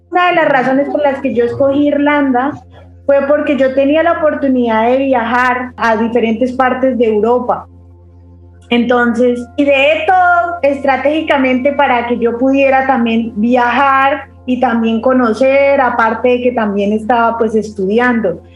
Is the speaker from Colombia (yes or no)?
yes; a city near Bogotá, Cundinamarca, Colombia; moved away as an adult; also born or lived in Ireland; now in Bahrain; yo viví en, una ciudad cerca a Bogotá, pero cuando yo tenía la edad de 17 años tuve que dejar eh, la casa de mis papás